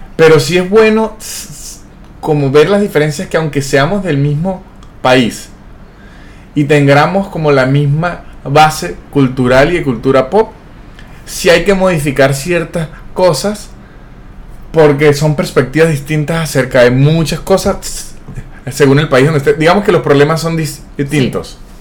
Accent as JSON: {"language": "Spanish", "country": "Venezuela", "also_born_or_lived": "Mexico", "moved": "as an adult", "lives_now": "Argentina", "said": "yo soy venezolano"}